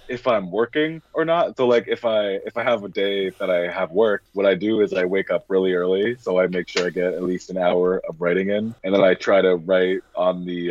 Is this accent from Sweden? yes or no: no; Vancouver, British Columbia, Canada; now in Toronto, Canada; I'm Canadian, so I was from Vancouver, and right now I'm just in Toronto